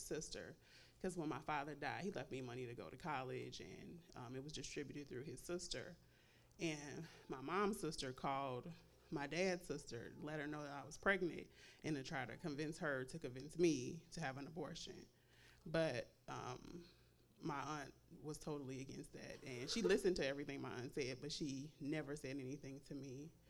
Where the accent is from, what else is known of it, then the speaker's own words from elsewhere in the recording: Chicago, Illinois, United States; I'm from Chicago